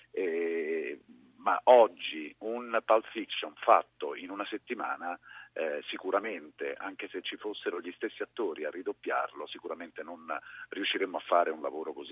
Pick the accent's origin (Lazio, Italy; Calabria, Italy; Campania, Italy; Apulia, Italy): Lazio, Italy; Rome; la voce di Roma, la... De Ostia, perché io sono